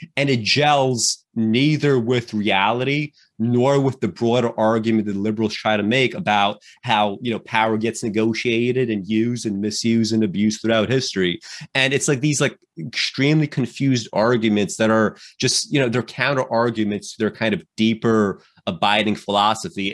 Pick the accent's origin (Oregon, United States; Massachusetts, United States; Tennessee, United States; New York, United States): New York, United States; New York City; I grew up in New York City uh, uh, in the 90s and the 2000s and, and the 2010s